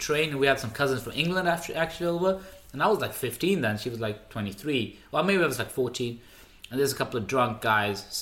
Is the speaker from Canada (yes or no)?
no; Märsta, Stockholm County, Sweden; first language Swedish; English is a second language; also born or lived in Norrviken, Sollentuna; when I grew up in Mashta